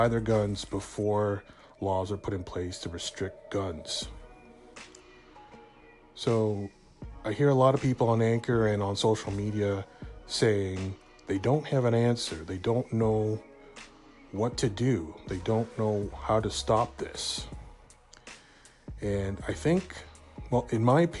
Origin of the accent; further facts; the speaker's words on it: Canada; I'm a Canadian